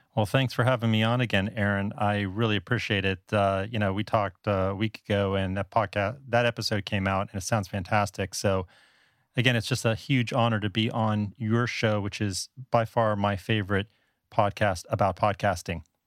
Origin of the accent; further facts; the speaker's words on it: South Florida, United States; moved away as an adult; also born or lived in Northeast United States; now in Taipei, Taiwan; I'm actually from South Florida originally. That's where I grew up.